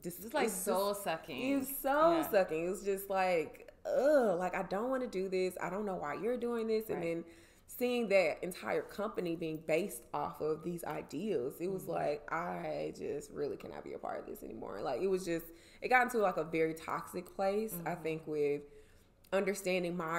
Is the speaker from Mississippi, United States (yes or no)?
yes; Jackson, Mississippi, United States; moved away as an adult; also born or lived in Atlanta, Georgia / Washington, D.C.; I'm from Jackson originally, and we grew up together.